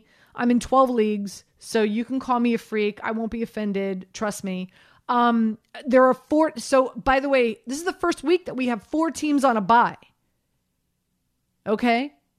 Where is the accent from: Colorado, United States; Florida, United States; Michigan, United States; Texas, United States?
Florida, United States; Miami; So I grew up in Miami, Florida.